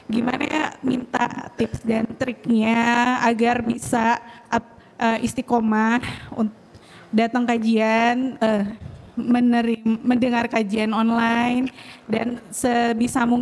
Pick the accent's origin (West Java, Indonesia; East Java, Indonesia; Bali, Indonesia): East Java, Indonesia; Surabaya; uh, Saya dari Surabaya.